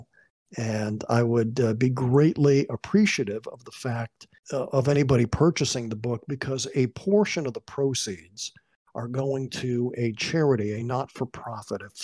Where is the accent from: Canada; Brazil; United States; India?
United States; Waterbury, Connecticut; my hometown of Waterbury, Connecticut.